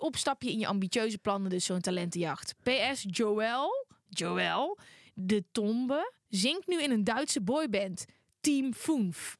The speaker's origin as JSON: {"language": "Dutch", "region": "North Brabant", "country": "Netherlands", "said": "omdat ik uit Brabant kwam"}